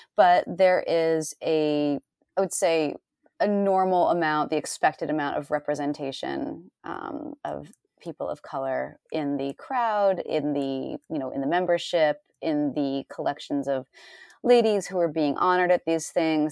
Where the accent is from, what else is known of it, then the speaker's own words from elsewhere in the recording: Northeast, United States; I'm from the Northeast